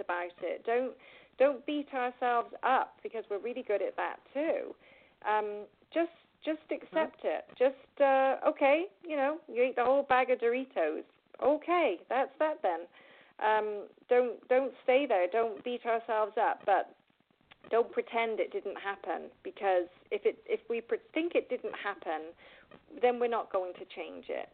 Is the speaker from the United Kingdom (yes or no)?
yes; England, United Kingdom; accent: British; now in United States; I'm from England